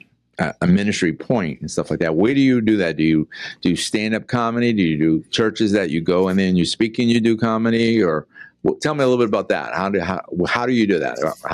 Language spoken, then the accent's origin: English; Boston, Massachusetts, United States; accent: Boston; moved away as an adult; now in Deltona, United States; But I'm from Boston. If you can't tell my accent, I'm a Bostonian, you know.